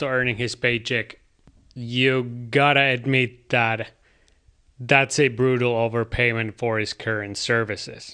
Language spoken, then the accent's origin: English; Kuopio, North Savo, Finland; my hometown team, Kalpa